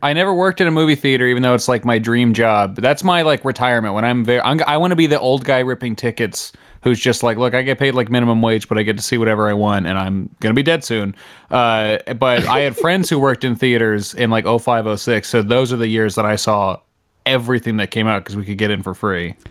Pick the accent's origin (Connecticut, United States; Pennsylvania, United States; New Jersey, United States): New Jersey, United States; I'm from New Jersey